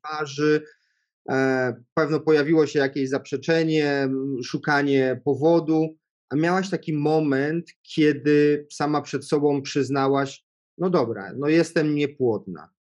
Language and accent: Polish; Świdnica, Lower Silesian Voivodeship, Poland; ja pochodzę z takiego małego miasta, nie z Wrocławia, spod Wrocławia, piękna miejscowość Świdnica